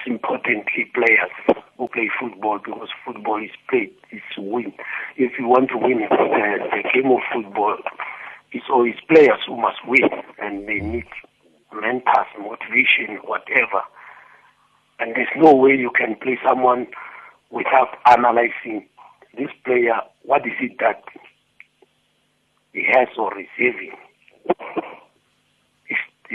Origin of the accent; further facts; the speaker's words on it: South Africa; as South Africans